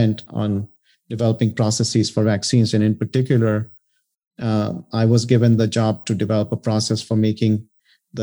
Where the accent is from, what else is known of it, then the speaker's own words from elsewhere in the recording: India; moved away as an adult; now in United States; I came to the U.S. In 1987 after getting a bachelor's in chemical engineering in India